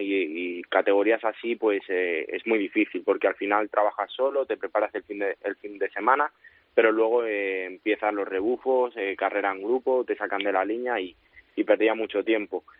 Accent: San Martín de la Vega, Community of Madrid, Spain; es mi pueblo, eh, todo el mundo creo que aquí, bueno, pues al final me, me conoce pues, porque es un pueblo pequeñito y conozco a todo el mundo

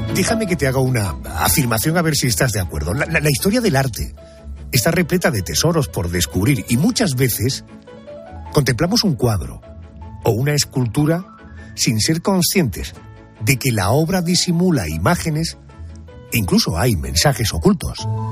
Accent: Spain; para los que vivimos y somos de España

